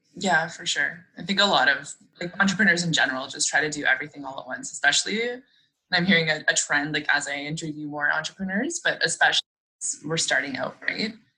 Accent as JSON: {"language": "English", "town": "Sudbury", "region": "Ontario", "country": "Canada", "tie": "born or raised there", "said": "I'm from Sudbury"}